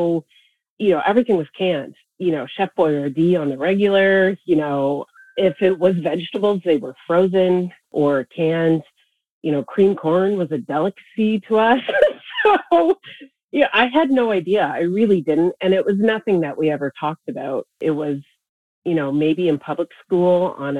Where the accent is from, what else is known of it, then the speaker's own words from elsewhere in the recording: Ontario, Canada; moved away as an adult; now in Nova Scotia, Canada; I come from Ontario. I'm living in Nova Scotia now. And in Ontario, I lived in a city my whole life